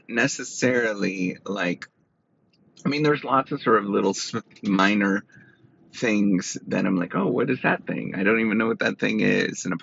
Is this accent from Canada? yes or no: yes; Canada; moved away as an adult; now in United States; being a Canadian in a American university system